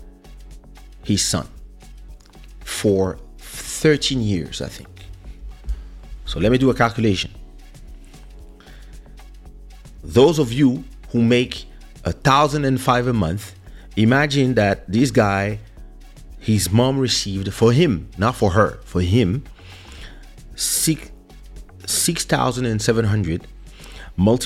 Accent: France; now in Portugal; I grew up in France, starting at the age of 7, so we can say a mixed culture

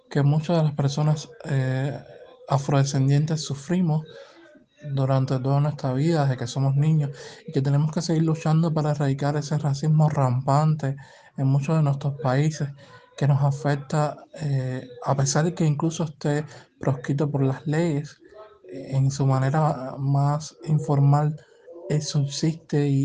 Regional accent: Havana, Cuba; eh, soy de La Habana, Cuba.

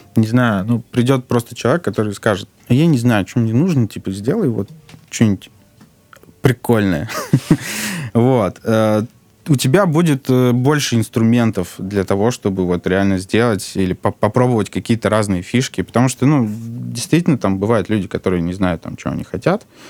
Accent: Saint Petersburg, Russia; moved away as an adult; now in Moscow, Russia; потом мы с мамой переехали в Питер

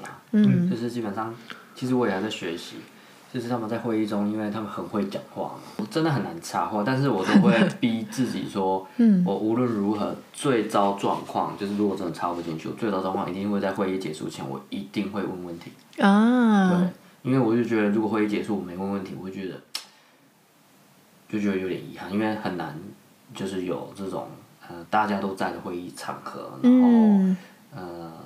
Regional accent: Taiwan; moved away as an adult; now in Netherlands; 我们台湾人也不差

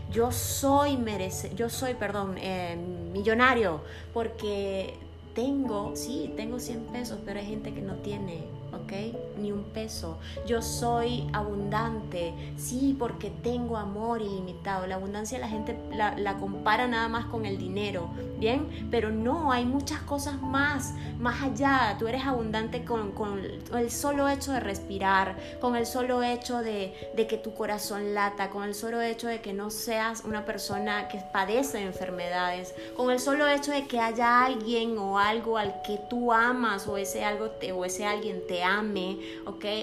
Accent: Venezuela; now in Monterrey, Mexico; Salí de Venezuela y estoy aquí en México, Monterrey, donde hay infinidad de comida, donde hay lugares hermosos que puedo apreciar

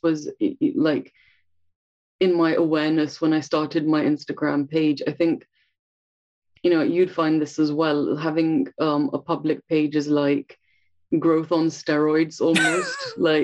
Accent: India; now in London, United Kingdom; I'm a therapist based in London, England, and I'm originally from India.

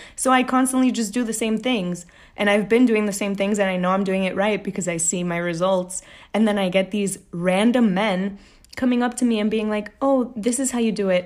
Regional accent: Texas, United States; now in New York, United States; I'm from Texas

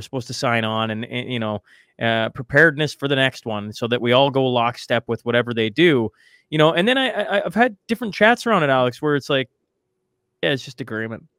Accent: Canada; as a Canadian

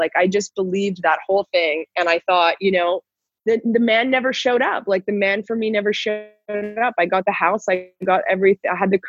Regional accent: Toronto, Ontario, Canada; moved away as an adult; also born or lived in Newfoundland / Guatemala / Nicaragua; now in Mexico; I was born in Newfoundland in the Far East where the Titanic went down. Wow. My hometown is Toronto. I've lived all over Canada, but I lived there the most.

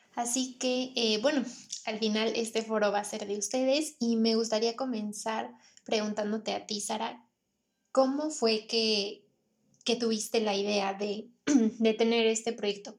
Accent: Pachuca, Hidalgo, Mexico; nosotras somos de Pachuca

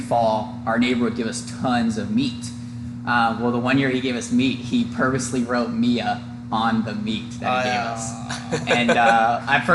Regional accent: Darke County, Ohio, United States; originally from Dark County, Ohio. I grew up on a farm out in kind of the middle of nowhere

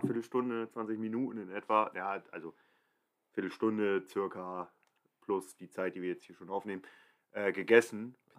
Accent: Cuxhaven, Lower Saxony, Germany; moved away; ich bin gebürtig aus Cuxhaven

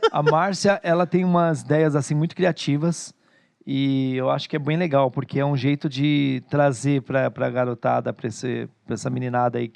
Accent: Bahia, Brazil; eu, eu como sou baiana, vou comer com a carajé.

